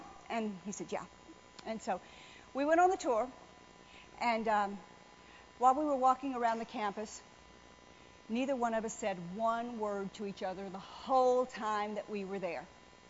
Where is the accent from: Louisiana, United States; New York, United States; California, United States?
Louisiana, United States; New Orleans; I mean, I was raised in New Orleans, but I'd never stayed in a hotel room before.